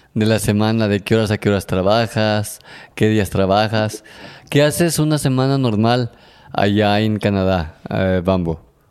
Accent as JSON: {"language": "Spanish", "country": "Mexico", "said": "nosotros que somos de un pueblo eh, chico, estamos acostumbrados todavía a salir a la calle y decir buenos días, buenas tardes, buenas noches. Este, somos que muy amables, aparte de que así somos los mexicanos"}